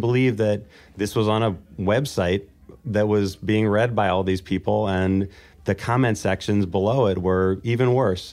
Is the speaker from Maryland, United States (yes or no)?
yes; Baltimore, Maryland, United States; in Baltimore, Maryland